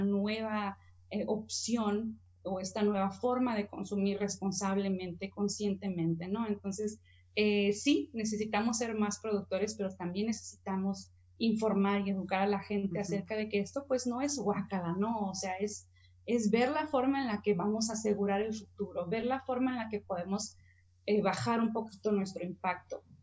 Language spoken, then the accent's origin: Spanish; Mexicali, Baja California, Mexico; yo crecí en Mexicali